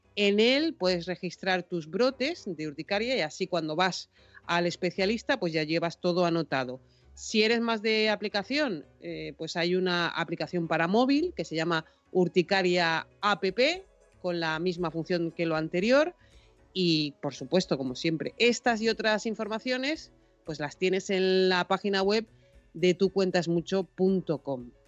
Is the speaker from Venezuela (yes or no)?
no; Tenerife, Canary Islands, Spain; Tenerife, que es de donde yo soy